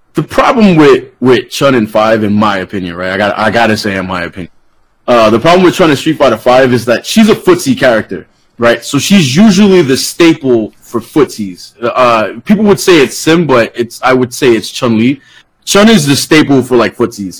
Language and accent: English; New York City, New York, United States; now in Florida, United States; I'm from the Bronx originally, Bronx, New York